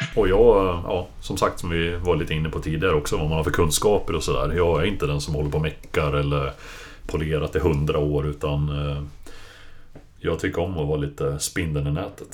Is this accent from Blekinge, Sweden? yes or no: no; Hudiksvall, Gävleborg County, Sweden; moved away as an adult; also born or lived in Stockholm; now in Täby, Sweden; kom ursprungligen från Glada Hudik